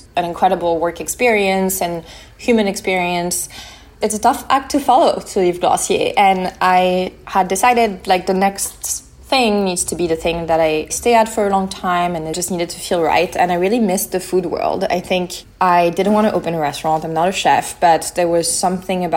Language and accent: English; Lyon, Auvergne-Rhône-Alpes, France; also born or lived in Mediterranean (summers); I was born in France, in Lyon. I grew up near the Mediterranean every summer